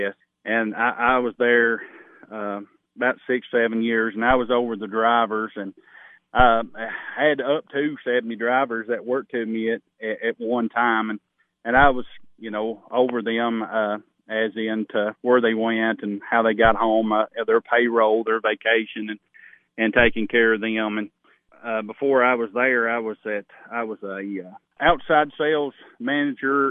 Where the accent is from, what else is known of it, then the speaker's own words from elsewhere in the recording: Overton County, Tennessee, United States; I grew up in Overton County